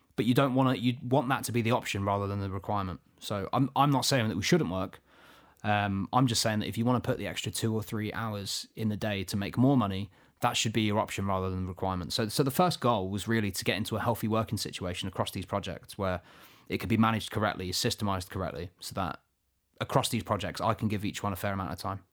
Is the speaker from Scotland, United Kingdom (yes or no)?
no; Luton, East of England, United Kingdom; I'm not from Manchester myself, although I am, I am, uh, I was born here in Luton